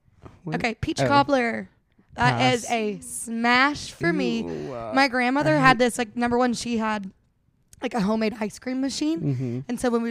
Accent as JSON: {"language": "English", "region": "Alabama", "country": "United States", "tie": "born or raised there", "moved": "yes", "lives_now": "Los Angeles, United States", "said": "I grew up in Alabama."}